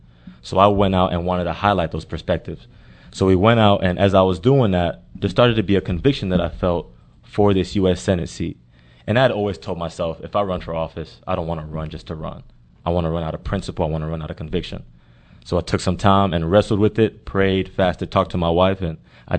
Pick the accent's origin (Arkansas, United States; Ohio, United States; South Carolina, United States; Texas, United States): Texas, United States; Houston; Born and raised in Houston.